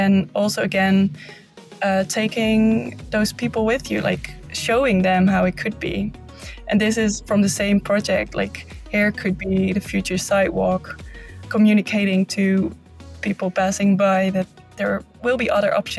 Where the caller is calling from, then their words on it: Zwolle, Overijssel, Netherlands; But I'm calling in from Zwolle right now.